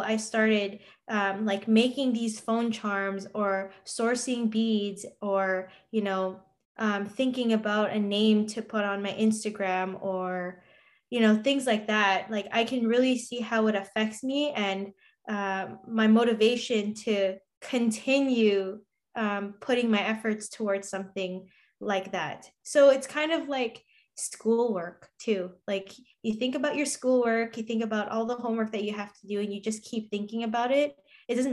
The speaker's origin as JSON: {"language": "English", "country": "Canada", "said": "as a Canadian"}